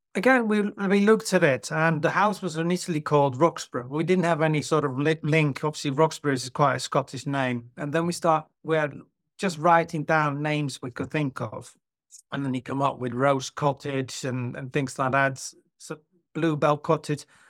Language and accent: English; Netherlands; moved away as an adult; also born or lived in London, United Kingdom; now in Cheshire, United Kingdom; I'm originally from Holland, or as it's now called, the Netherlands